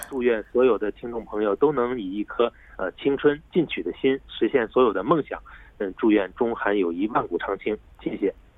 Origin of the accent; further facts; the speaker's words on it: China; moved away as an adult; now in South Korea; 作为一个中国人呢，在韩国生活感到十分的舒适和亲切